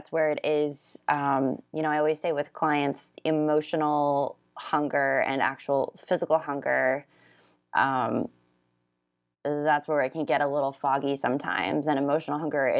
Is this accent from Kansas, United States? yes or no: no; Orlando, Florida, United States; now in California, United States; I grew up in Orlando, Florida